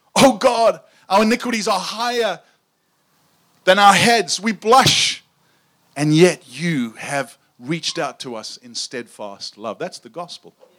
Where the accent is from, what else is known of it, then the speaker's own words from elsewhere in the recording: South Africa; I grew up in South Africa, and uh, my accent is not quite as cool as Sam's